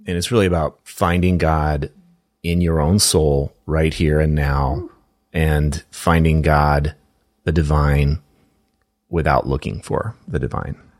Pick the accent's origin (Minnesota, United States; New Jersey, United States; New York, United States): Minnesota, United States; Minneapolis; my hometown